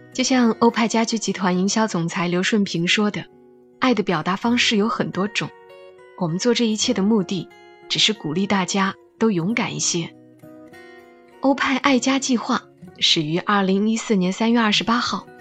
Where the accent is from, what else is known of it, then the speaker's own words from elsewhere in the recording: China; 我们中国人好像就是这样